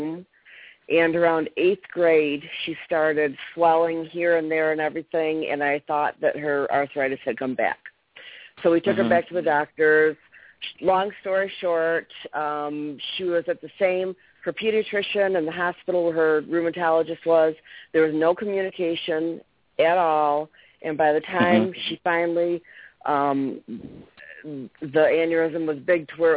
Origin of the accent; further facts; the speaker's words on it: Michigan, United States; I'm from Michigan.